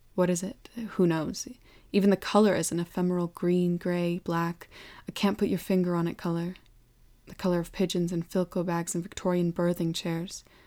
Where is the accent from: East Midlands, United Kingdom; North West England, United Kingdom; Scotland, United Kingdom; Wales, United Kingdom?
Wales, United Kingdom; Welsh; Being Welsh